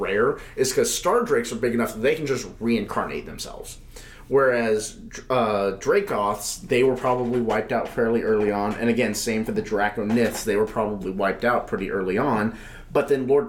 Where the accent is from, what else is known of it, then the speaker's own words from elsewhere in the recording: Texas, United States; I've been here since I was like five